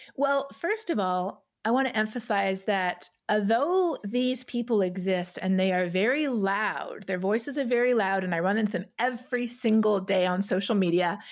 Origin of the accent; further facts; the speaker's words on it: Toronto, Ontario, Canada; I grew up in Etobicoke in Toronto